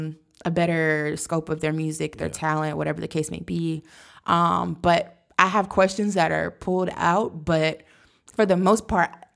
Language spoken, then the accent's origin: English; Biloxi, Mississippi, United States; I was born in Biloxi, Mississippi